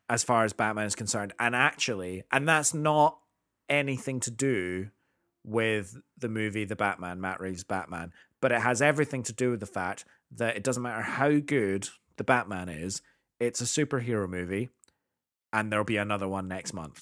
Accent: United Kingdom; as a Brit

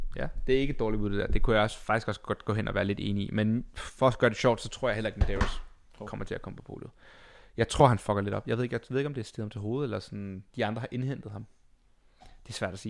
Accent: Denmark; som dansker

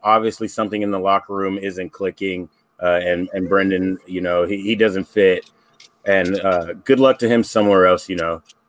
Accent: United States; as an American

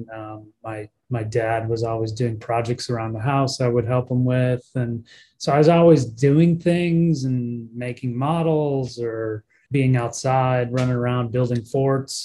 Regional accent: Rockford, Illinois, United States; I grew up in Rockford, Illinois

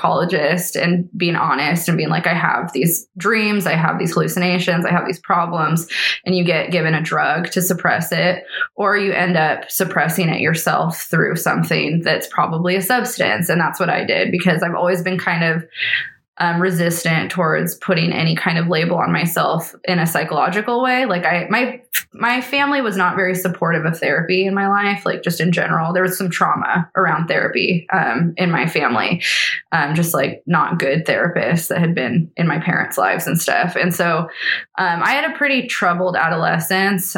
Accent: Eastern Washington, United States; I grew up in Eastern Washington

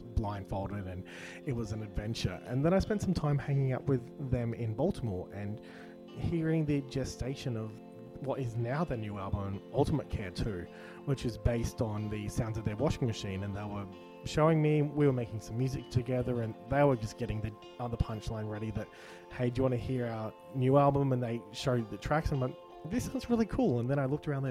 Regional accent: Brisbane, Queensland, Australia; I grew up in Brisbane

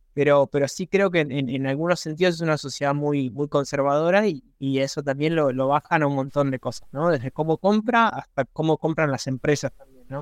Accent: Argentina; also born or lived in Buenos Aires; soy argentino, vivo en Buenos Aires

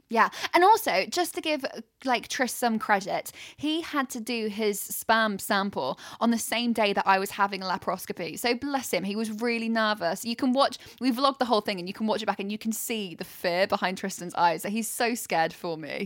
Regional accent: United Kingdom; we're so British

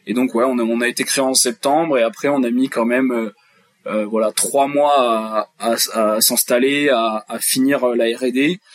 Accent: Charente, Nouvelle-Aquitaine, France; je suis originaire de Charente

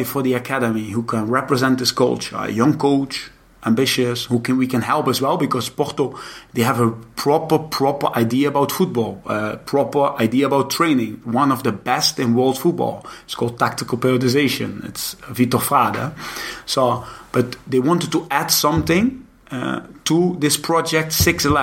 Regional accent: Netherlands; moved away as an adult; I come from Holland

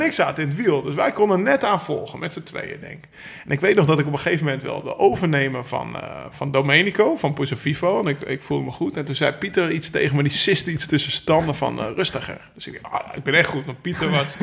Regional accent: Netherlands; als Nederlanders, als Hollandse jongens

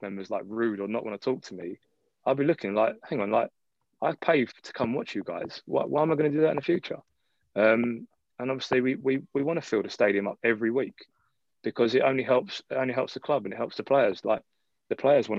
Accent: London, United Kingdom; also born or lived in Taiwan; I'm born and bred in London

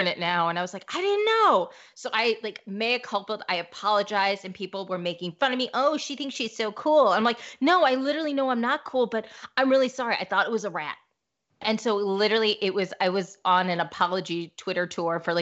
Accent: St. Louis, Missouri, United States; I'm from St. Louis.

